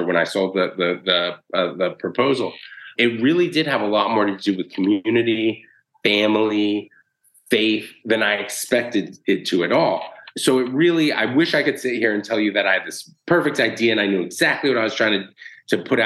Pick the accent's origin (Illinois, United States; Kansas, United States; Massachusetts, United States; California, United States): Massachusetts, United States; Boston; moved away as an adult; also born or lived in San Francisco; now in New York City, United States; we grew up in inner city Boston